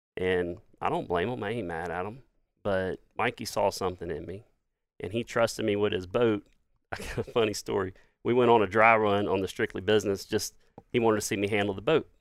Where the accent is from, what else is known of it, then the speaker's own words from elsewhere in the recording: Laurel, Mississippi, United States; I'm an Irishman born in Jones County.